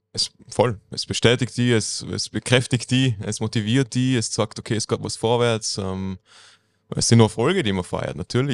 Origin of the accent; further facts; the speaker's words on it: Bregenz, Vorarlberg, Austria; ich bin da aufgewachsen in Bregenz